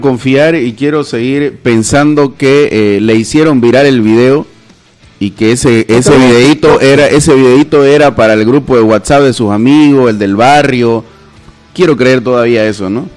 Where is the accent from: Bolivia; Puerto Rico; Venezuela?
Bolivia; uno como boliviano, como boliviano estoy hablando